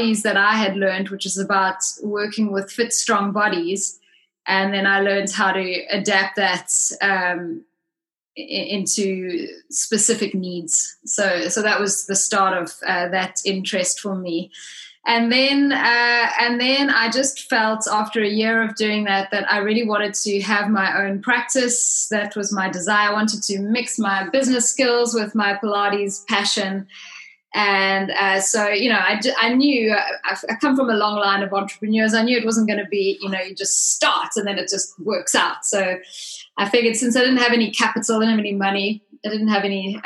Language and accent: English; South Africa; moved away as an adult; now in United Kingdom; I'm originally South African, and I've been in the UK since 1997.